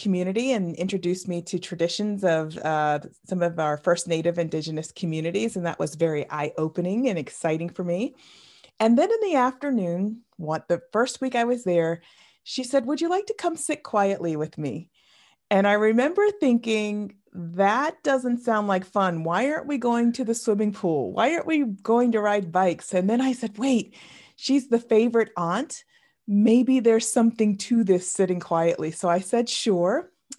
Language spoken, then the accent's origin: English; New England, United States; I grew up in the New England, sort of northeast region of the United States, in a very small town. And I was raised Roman Catholic.